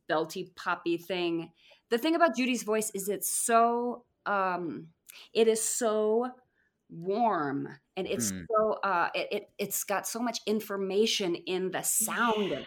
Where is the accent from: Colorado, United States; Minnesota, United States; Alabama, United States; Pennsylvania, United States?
Colorado, United States; moved away; I'm from Colorado.